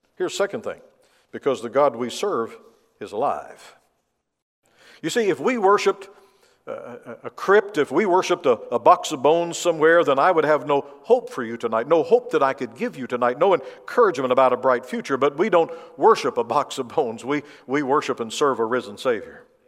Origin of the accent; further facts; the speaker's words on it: Tennessee, United States; moved away; I grew up in the South, in, in Tennessee